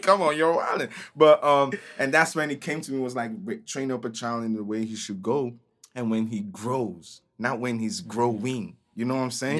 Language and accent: English; Nigeria; moved away as an adult; now in United States; But I'm Nigerian. I'm from Nigeria. I came to America two thousand nine for college